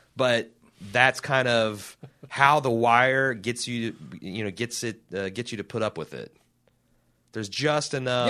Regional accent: Indianapolis, Indiana, United States; my hometown, Indianapolis

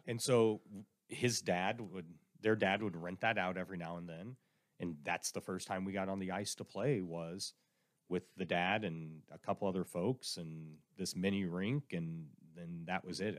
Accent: Indiana, United States; also born or lived in Texas; I was born in Texas, but uh, at a young age, we moved to Indiana

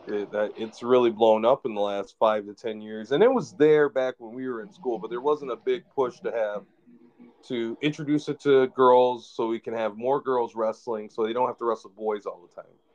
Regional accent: Lansing, Michigan, United States; when I grew up in Lansing

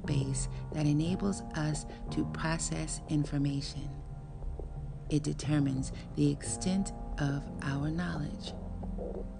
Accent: Chicago, Illinois, United States; As a child, growing up in Chicago

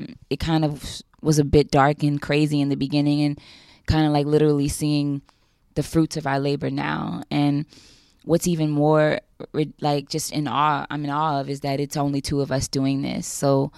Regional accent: New Orleans, Louisiana, United States; moved away; I was from New Orleans, a black kid from

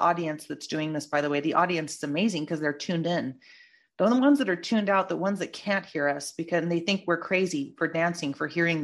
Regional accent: California, United States; I'm a Californian native

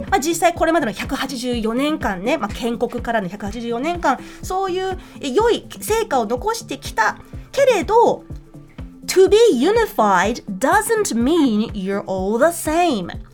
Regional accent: New Zealand; now in Japan; 日本で生まれ日本で生まれたけどニュージーランドで育った

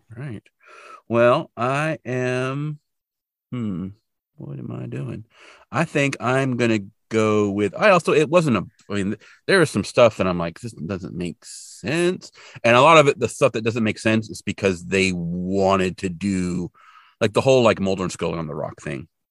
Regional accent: California, United States; where I grew up in California

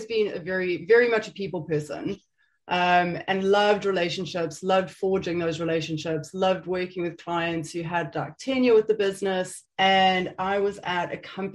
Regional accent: South Africa; moved away as an adult; now in United Kingdom; I am South African, born and bred. I was raised in a pretty pokey town back in South Africa

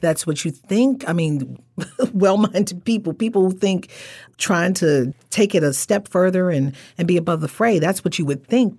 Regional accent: Baltimore, Maryland, United States; I'm still from the Baltimore area

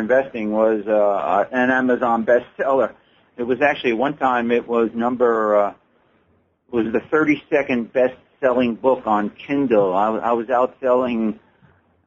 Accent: Levittown, New York, United States; now in Mesa, United States; Levittown, New York, where I grew up.

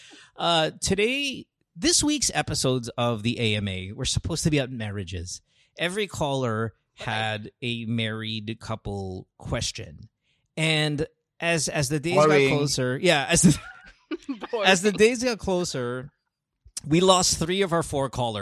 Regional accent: Philippines; moved away; growing up in the Philippines

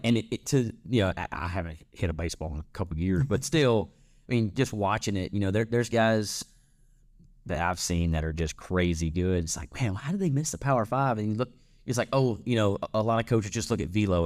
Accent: North Central Louisiana, United States; I'm from North, North Central Louisiana. We, we say Lafayette

